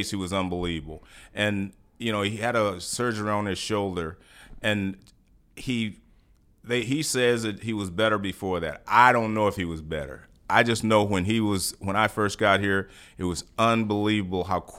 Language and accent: English; Houston, Texas, United States; I came here from Houston and I was already a good player.